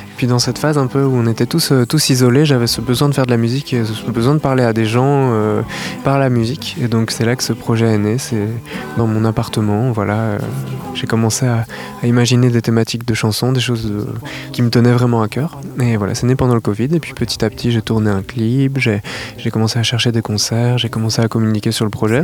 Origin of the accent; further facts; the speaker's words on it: La Rochelle, Nouvelle-Aquitaine, France; je viens de La Rochelle